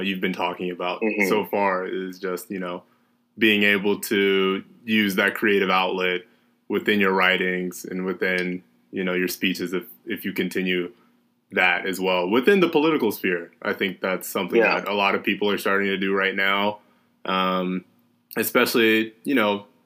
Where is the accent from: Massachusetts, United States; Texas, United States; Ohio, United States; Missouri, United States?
Texas, United States; Austin; growing up in Austin, it being a pretty, you know, self-proclaimed progressive city